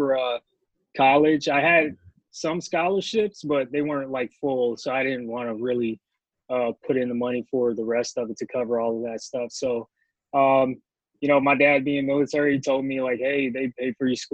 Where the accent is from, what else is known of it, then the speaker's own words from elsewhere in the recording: Tampa, Florida, United States; moved away as an adult; also born or lived in Massachusetts; now in Spain; we moved from Massachusetts down to Tampa Bay, Florida, where I kind of, you know, grew up, grown into a man